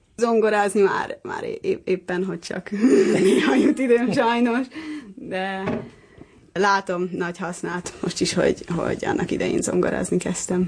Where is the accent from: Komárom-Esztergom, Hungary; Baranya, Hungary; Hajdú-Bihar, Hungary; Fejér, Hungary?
Baranya, Hungary; Pécs; Pécsi vagyok